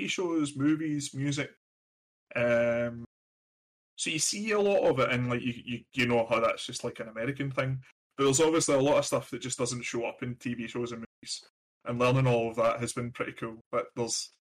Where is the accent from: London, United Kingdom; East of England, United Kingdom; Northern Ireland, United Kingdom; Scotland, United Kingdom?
Scotland, United Kingdom; Glasgow; now in United States; I was born and raised in Glasgow in Scotland